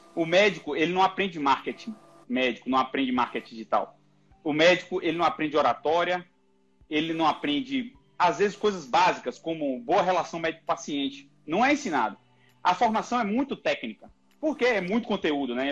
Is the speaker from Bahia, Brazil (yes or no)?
yes; Salvador, Bahia, Brazil; moved away as an adult; now in São Paulo, Brazil; Eu sou baiano, sou de Salvador, formei na Universidade Federal da Bahia e eu vim para São Paulo